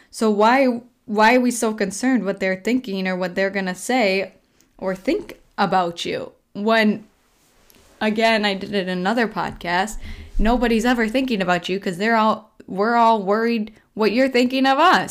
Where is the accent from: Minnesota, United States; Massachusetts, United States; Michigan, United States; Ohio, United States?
Minnesota, United States; Colby; now in Rochester, United States; I just went back to my hometown, Colby, this last weekend, which is a three-hour drive, roughly a three-hour drive from Rochester here